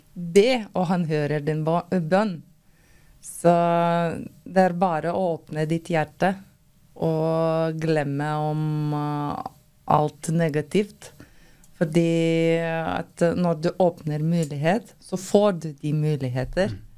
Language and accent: Norwegian; Lithuania; Norwegian is a second language; moved away as an adult; now in Norway; Jeg kom fra Litauen uh, for fem år siden